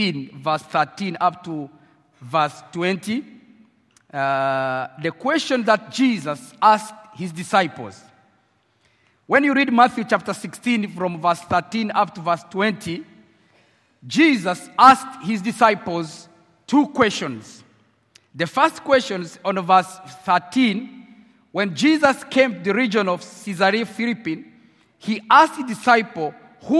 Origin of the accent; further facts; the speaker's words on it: Rwanda; accent: French accent; English is a second language; moved away as an adult; now in Nairobi, Kenya; I'm from Rwanda, as I have already mentioned. But now, currently, I live in Kenya, Nairobi